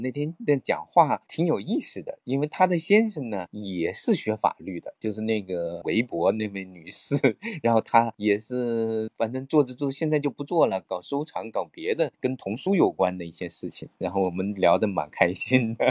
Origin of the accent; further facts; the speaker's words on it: China; 比较震惊他们的时候，我是从中国来的，实在是很远。